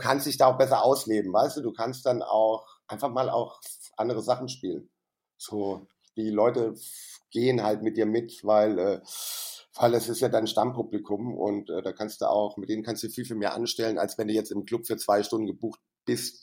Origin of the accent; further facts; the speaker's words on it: Saarland, Germany; moved away as an adult; now in Frankfurt, Germany; da habe ich ja noch im Saarland gewohnt, wo ich herkomme